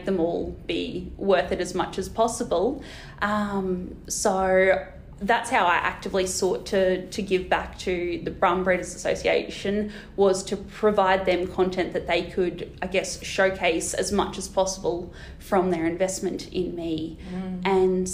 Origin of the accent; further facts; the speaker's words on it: Australia; I'm this random from Australia